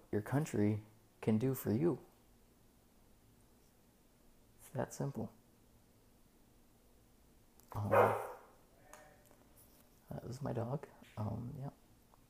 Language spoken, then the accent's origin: English; West Virginia, United States; now in Naples, United States; I come from West Virginia. It's a very, very poor state.